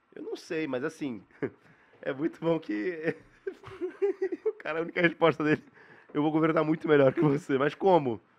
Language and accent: Portuguese; São Paulo, Brazil; eu sou de São Paulo